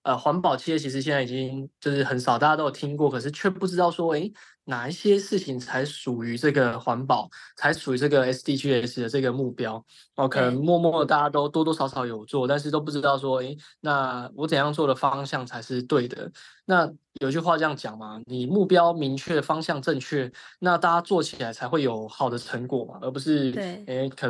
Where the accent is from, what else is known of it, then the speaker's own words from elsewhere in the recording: southern Taiwan, Taiwan; 对，我是南部人